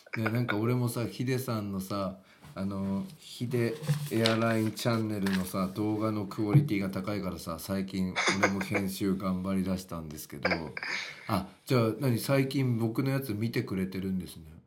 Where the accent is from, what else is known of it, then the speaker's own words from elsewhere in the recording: western Ibaraki, Japan; accent: Ibaraki Kensei dialect; 俺は本当は県西地区でなまってんだよ 茨城の県西地区なんだよ俺は本当は